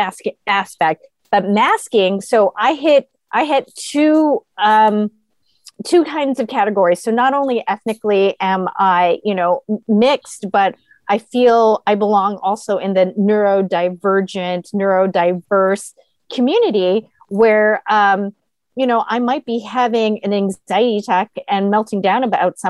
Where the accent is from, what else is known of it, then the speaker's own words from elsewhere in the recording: Guam; now in San Diego, United States; I grew up on an island, so I grew up on Guam.